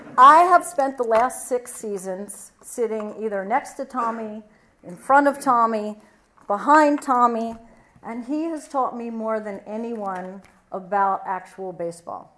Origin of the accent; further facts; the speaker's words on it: Baltimore, Maryland, United States; I grew up in Baltimore